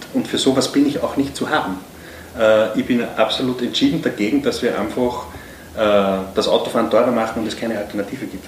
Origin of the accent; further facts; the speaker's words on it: Upper Austria, Austria; Jetzt komme ich aus Oberösterreich